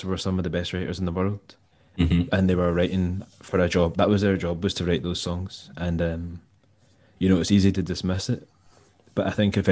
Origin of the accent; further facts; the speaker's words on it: Largs, Scotland, United Kingdom; I grew up in Largs in North Ayrshire